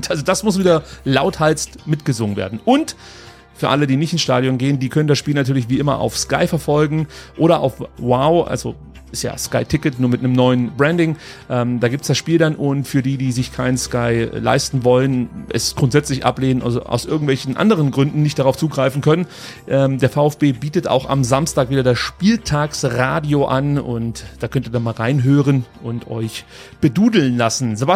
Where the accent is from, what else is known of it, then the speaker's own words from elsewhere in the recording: Stuttgart, Baden-Württemberg, Germany; Inzwischen muss man, glaube ich, auch als Stuttgarter eingestehen, sehen, dass äh, der SC Freiburg schon ähm, ja die Nummer eins gerade im Ländle ist.